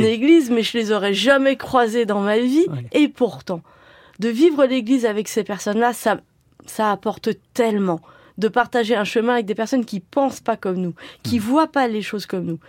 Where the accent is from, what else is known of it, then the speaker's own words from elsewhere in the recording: Sartrouville, Île-de-France, France; j'ai grandi à Sartrouville au moment des premières émeutes urbaines